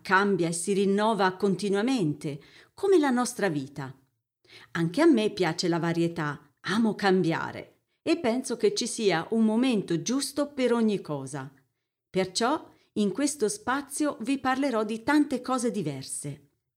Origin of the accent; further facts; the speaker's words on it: Siena, Tuscany, Italy; moved away as an adult; also born or lived in German-speaking Switzerland; now in Switzerland; Sono toscana, di Siena, e vivo nella Svizzera tedesca da qualche anno.